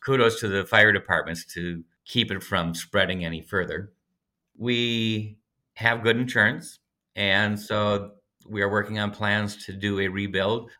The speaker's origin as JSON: {"language": "English", "town": "Red Wing", "region": "Minnesota", "country": "United States", "tie": "born or raised there", "said": "I grew up skiing down in Red Wing, Rivertown, southern Minnesota"}